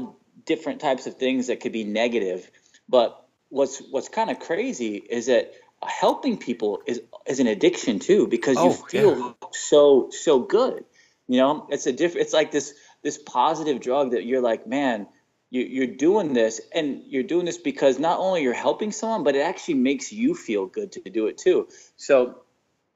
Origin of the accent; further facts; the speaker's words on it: Texas, United States; I was born in Texas